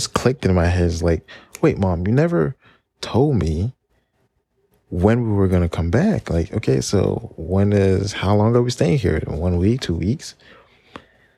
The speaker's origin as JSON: {"language": "English", "town": "Paris", "region": "Île-de-France", "country": "France", "tie": "born or raised there", "moved": "yes", "lives_now": "United States", "said": "growing up in Paris"}